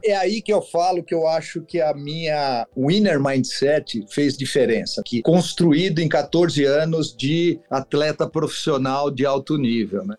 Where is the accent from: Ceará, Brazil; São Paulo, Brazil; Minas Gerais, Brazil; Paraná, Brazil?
São Paulo, Brazil; eu sou de São Paulo, sim. Sou aqui do, Itaim Bibi, né? Minha família toda era daqui